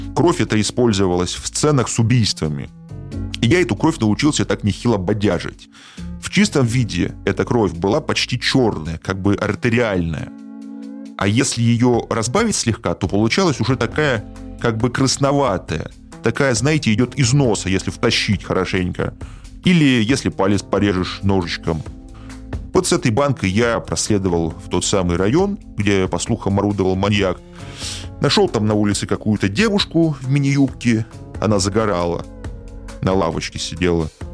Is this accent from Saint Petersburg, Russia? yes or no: yes; Saint Petersburg, Russia; В моём родном городе Петербурге